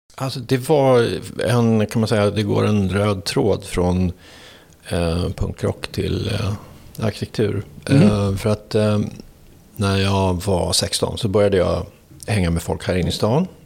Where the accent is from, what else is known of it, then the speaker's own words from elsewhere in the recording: Danderyd, Stockholm County, Sweden; Jag är född eh, på Danderyds sjukhus här norr om, norr om stan. och uppväxt upp i en förort till Stockholm som heter Danderyd